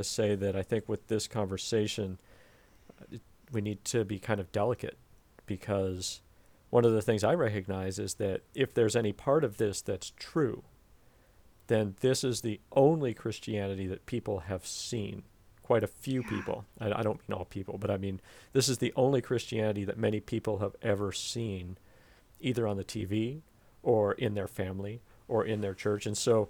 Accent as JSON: {"language": "English", "country": "United States", "said": "As an American"}